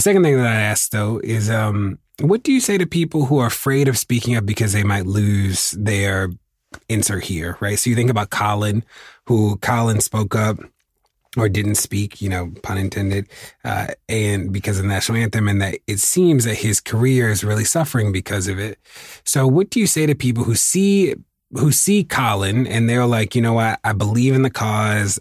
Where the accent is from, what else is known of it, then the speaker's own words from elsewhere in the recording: Baltimore, Maryland, United States; my my hometown is uh, is a great example